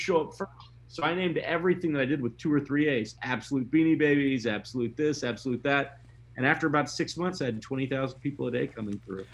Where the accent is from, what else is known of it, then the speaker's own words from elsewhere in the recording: Memphis, Tennessee, United States; moved away; also born or lived in Mississippi; I grew up in in Memphis, and I also lived in Mississippi